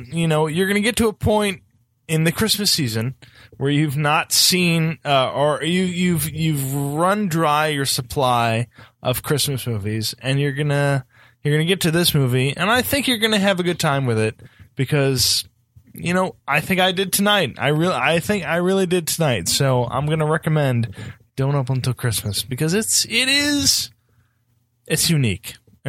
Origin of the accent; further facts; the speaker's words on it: United Kingdom; we're very buttoned up. We're very British.